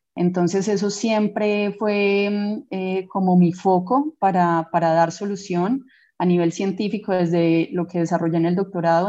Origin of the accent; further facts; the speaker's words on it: Colombia; nosotros como científicos colombianos